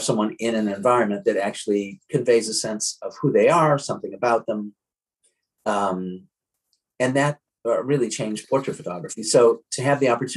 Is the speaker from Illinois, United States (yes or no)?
yes; Chicago, Illinois, United States; moved away as an adult; also born or lived in New York City, United States; now in Syracuse, United States; I grew up actually in Chicago